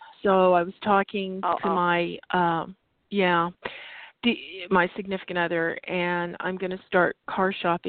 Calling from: Arizona, United States

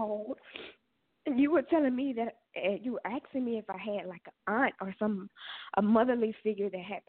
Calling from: Louisiana, United States; I'm calling from Louisiana.

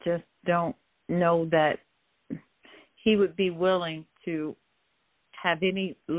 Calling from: Atlanta, Georgia, United States; I'm calling from Metro Atlanta area.

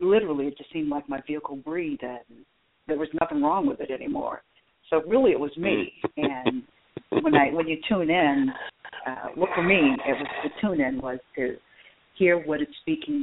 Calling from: Atlanta, Georgia, United States; I'm in Atlanta.

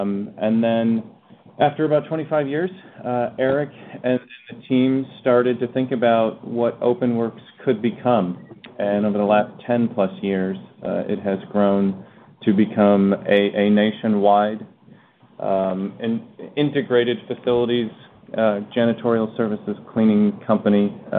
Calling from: Phoenix, Arizona, United States; It is. I'm calling from Phoenix, Arizona.

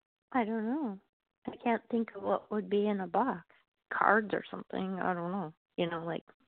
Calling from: Wisconsin, United States; I'm calling from Wisconsin.

